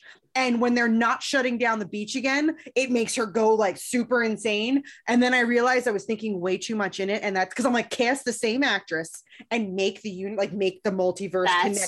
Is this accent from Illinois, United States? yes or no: yes; Chicago, Illinois, United States; hey yo, I'm from Chicago. I'm from Chicago. I have no Chicago accent.